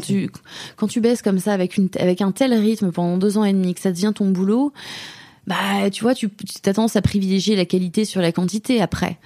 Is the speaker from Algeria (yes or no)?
no; France; moved away as an adult; now in Germany; j'ai toujours ma perspective de française là-dessus. J'ai été élevée en France